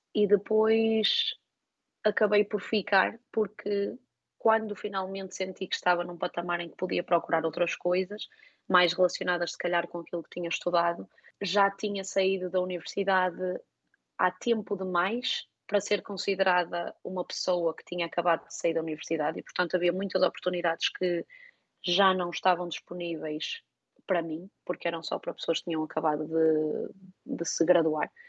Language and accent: Portuguese; Portugal; moved away as an adult; eu cresci em Portugal e vivi em Portugal